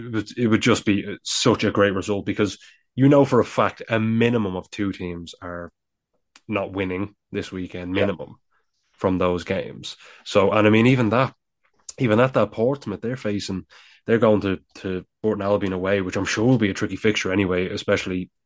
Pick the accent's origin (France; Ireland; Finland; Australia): Ireland; accent: Irish; my stupid Irish accent